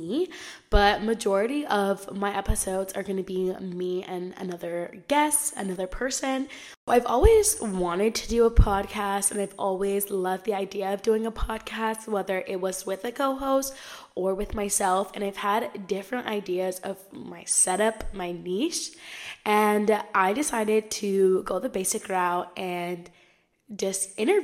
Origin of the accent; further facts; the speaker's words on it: Southern California, United States; I am from Southern California.